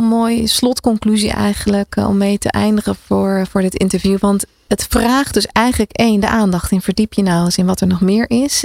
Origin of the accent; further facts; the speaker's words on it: Netherlands; we zijn erg geneigd als Nederlanders